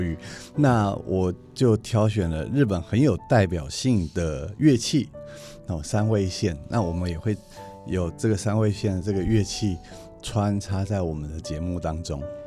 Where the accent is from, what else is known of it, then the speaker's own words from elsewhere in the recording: Taiwan; 这是指我们的家乡，台湾